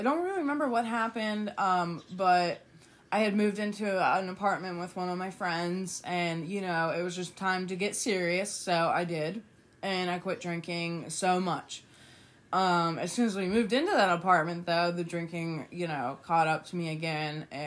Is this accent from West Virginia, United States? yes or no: yes; West Virginia, United States; also born or lived in Toledo, Ohio; I was born in Toledo, Ohio, moved to West Virginia when I was 3.